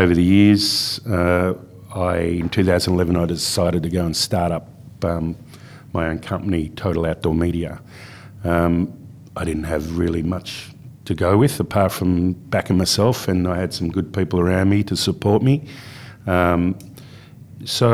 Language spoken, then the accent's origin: English; Melbourne, Victoria, Australia; moved away as an adult; also born or lived in Perth, Western Australia / Carnarvon, Western Australia; I grew up in Melbourne. I grew up in Bayside, Melbourne.